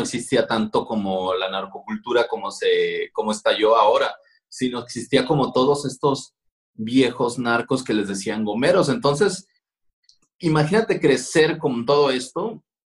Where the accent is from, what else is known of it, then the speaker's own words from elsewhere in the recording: Culiacán, Sinaloa, Mexico; yo soy nacido tal cual en Culiacán, Sinaloa. Soy de la orgullosa colonia Díaz Ordaz